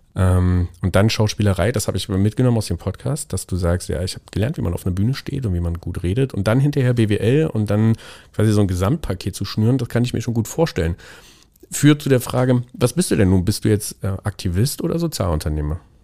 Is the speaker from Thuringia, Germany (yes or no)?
yes; Thuringia, Germany; moved away; Ich komme ursprünglich aus Thüringen